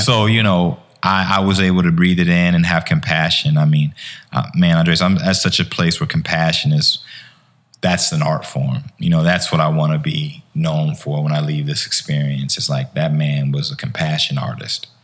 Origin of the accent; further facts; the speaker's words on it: Chicago, Illinois, United States; also born or lived in Harvey, Illinois; I grew up in Chicago.